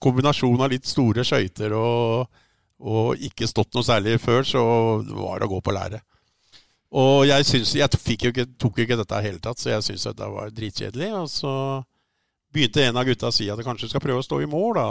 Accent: Oslo, Norway; Jeg er jo født og oppvokst på Lambertseter, som var den første, største drabantbyen i Oslo.

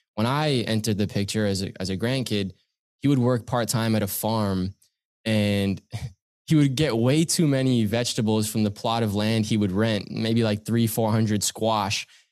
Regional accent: Pickering, Ontario, Canada; I grew up in Pickering, Ontario, still here now

